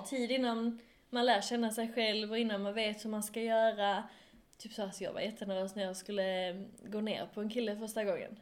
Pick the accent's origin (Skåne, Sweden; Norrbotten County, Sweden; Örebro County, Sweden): Skåne, Sweden; accent: Skånska; min skånska